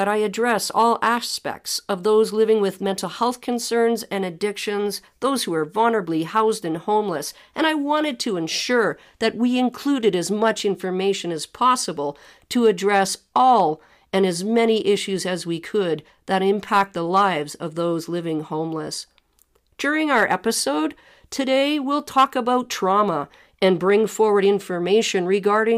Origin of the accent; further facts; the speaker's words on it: Ottawa, Ontario, Canada; I was born in Ottawa, Ontario